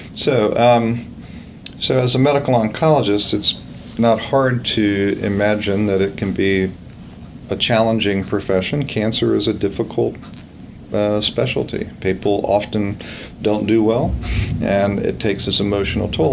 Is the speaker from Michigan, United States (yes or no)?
no; Virginia, United States; moved away as an adult; now in Gainesville, United States; I grew up in Virginia and in a Christian home